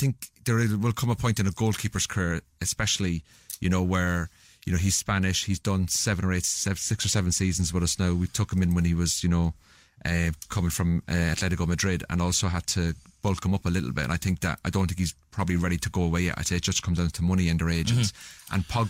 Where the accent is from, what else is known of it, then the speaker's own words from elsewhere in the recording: Salford, North West England, United Kingdom; It's good to be in Manchester. As you can tell, I'm from Salford.